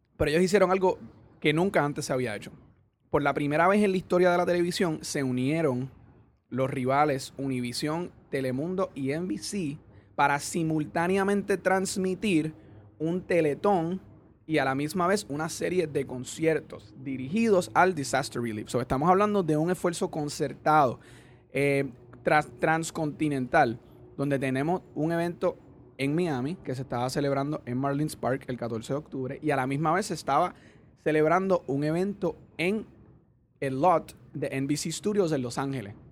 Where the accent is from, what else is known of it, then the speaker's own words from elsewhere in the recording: Puerto Rico; nosotros tenemos como puertorriqueños